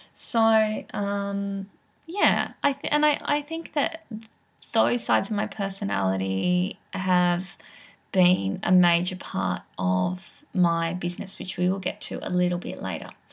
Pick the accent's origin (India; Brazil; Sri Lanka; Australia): Australia; Sydney, New South Wales; I grew up in Sydney